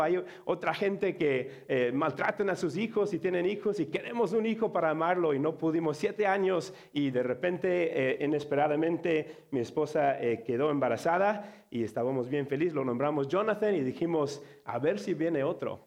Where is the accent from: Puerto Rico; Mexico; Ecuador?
Mexico; accent: Mexican; now in Chicago, United States; yo tengo un acento mexicano